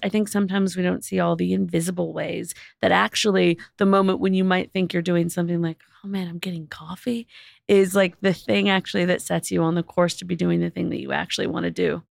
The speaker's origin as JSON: {"language": "English", "town": "Los Angeles", "region": "California", "country": "United States", "tie": "born or raised there", "said": "I grew up in Los Angeles"}